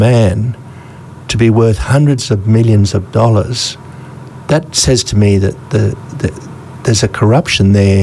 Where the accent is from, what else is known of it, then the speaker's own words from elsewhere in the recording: Brisbane, Queensland, Australia; I grew up in Brisbane, where it was really a town the size of Ipswich now, only about 200,000 people